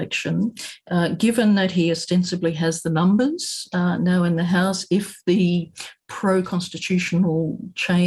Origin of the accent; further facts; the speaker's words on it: Australia; now in Japan; as an Australian when here in Japan